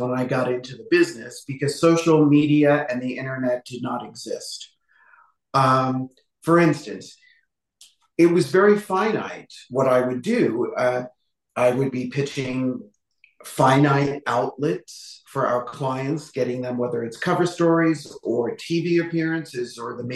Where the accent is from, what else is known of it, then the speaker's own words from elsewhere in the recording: New York City, New York, United States; moved away as an adult; also born or lived in Los Angeles, United States; now in Las Vegas, United States; I grew up in the Bronx